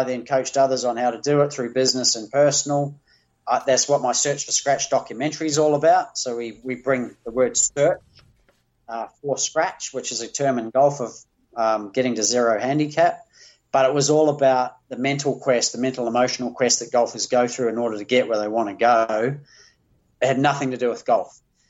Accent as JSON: {"language": "English", "country": "New Zealand", "moved": "as an adult", "lives_now": "Australia", "said": "I came to Australia from New Zealand to play beach volleyball at the Olympics."}